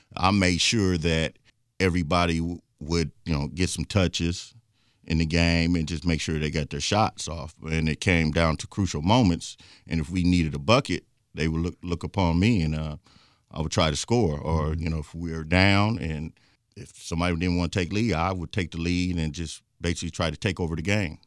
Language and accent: English; Richmond, Indiana, United States; born and raised in Richmond